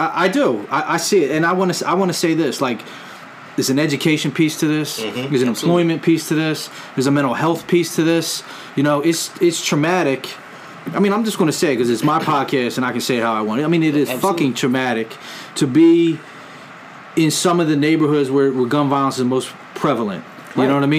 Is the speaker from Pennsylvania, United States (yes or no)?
yes; Philadelphia, Pennsylvania, United States; born and raised in Philadelphia